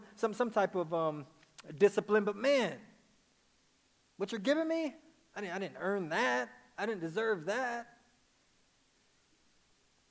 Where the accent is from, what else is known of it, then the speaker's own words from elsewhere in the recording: Dallas, Texas, United States; I'm from Dallas, Texas. So when I say naked, it's